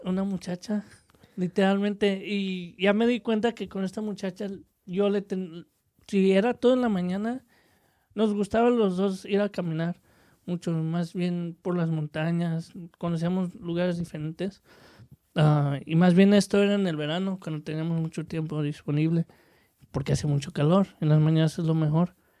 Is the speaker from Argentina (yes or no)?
no; Mexico; somos mexicanos